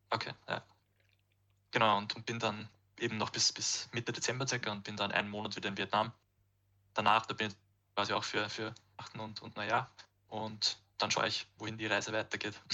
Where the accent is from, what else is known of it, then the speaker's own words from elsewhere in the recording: Austria; bei uns in Österreich